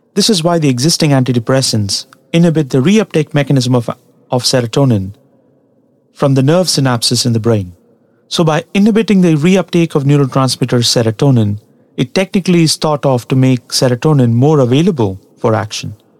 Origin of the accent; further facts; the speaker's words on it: Tamil Nadu, India; English is a second language; In the place that I come from, Tamil Nadu in South India, curd or yogurt as it is called by the Western world, is a staple food.